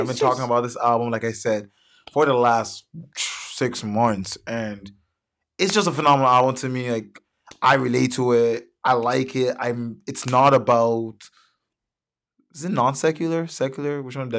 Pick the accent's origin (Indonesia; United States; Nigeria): Nigeria; And he's Nigerian. I'm Nigerian. There's just that connection.